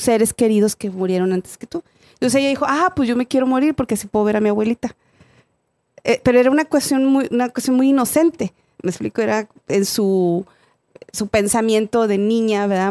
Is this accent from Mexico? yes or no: yes; Mexico; moved away; yo soy de México